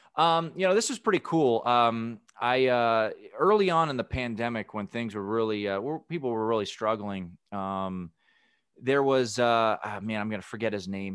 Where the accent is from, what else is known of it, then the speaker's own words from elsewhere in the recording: Washington, District of Columbia, United States; my hometown, Washington, D C